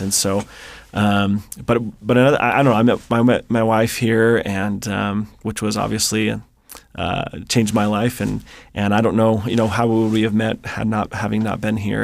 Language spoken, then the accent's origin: English; Seattle, Washington, United States; moved away; I grew up in the Seattle area